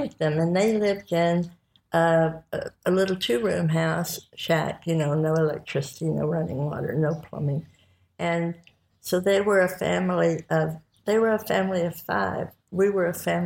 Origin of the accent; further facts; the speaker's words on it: Daylight, Tennessee, United States; also born or lived in Texas; My family lived in Texas until I was 5 years old. And then we moved to Tennessee